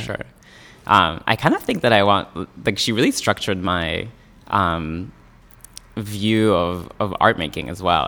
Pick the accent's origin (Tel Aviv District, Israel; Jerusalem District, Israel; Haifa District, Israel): Haifa District, Israel; Yokneam; moved away as an adult; now in New York City, United States; I grew up in Yoke Now, which is a suburb of Haifa